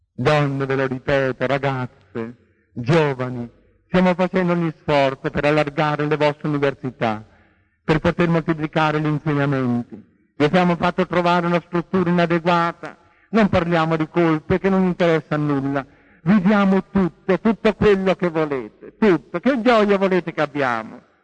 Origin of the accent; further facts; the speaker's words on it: Porto Recanati, Marche, Italy; sono nato a Porto Recanati, la terra dei leopardi.